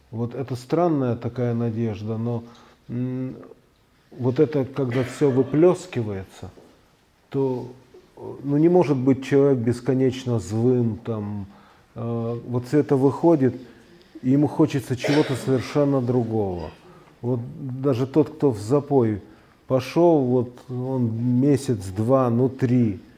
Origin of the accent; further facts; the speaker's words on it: Ukraine; now in Russia; Это сознательно, потому что я, хоть русский, я вырос на Украине – и очень люблю этот народ и эту культуру, и неплохо ее знаю. Я окончил украинскую школу.